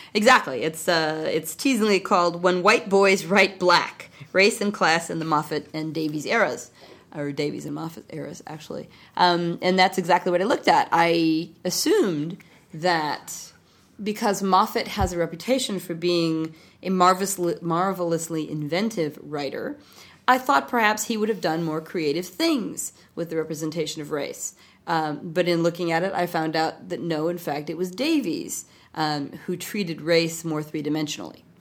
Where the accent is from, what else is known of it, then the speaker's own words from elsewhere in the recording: United States; as an American